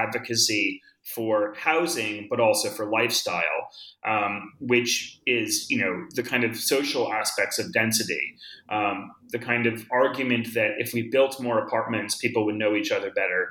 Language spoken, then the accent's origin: English; Boulder, Colorado, United States; also born or lived in Northeast United States; now in New York, United States; I grew up in Boulder. And I, like many people, came to Boulder as a kid from the Northeast because of my parents' work